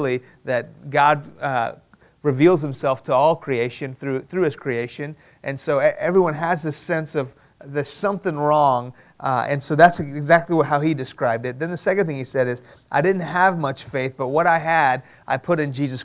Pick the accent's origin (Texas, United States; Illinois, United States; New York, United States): Texas, United States; Houston; English is a second language; also born or lived in Iran; I was born here in Houston, but when I was 2 years old, my family moved to Iran